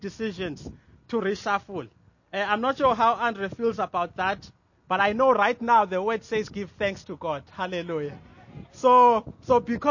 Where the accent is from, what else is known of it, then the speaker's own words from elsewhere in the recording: Mthatha, Eastern Cape, South Africa; I'm from Mtata